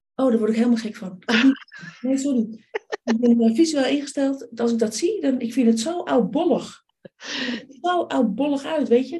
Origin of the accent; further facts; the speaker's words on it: Amsterdam, North Holland, Netherlands; Ik ben geboren in Amsterdam.